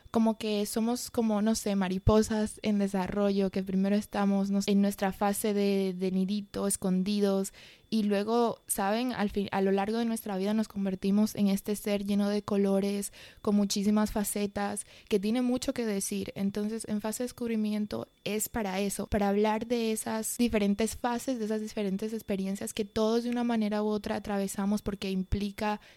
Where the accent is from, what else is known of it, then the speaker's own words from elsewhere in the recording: Madrid, Community of Madrid, Spain; accent: mixed Dominican and Spanish; yo nací en España, em, en, Madrid para ser más específicos, y mis padres son de la República Dominicana, entonces realmente siempre tuve un acento un poco mezclado con lo que es el acento dominicano y el acento español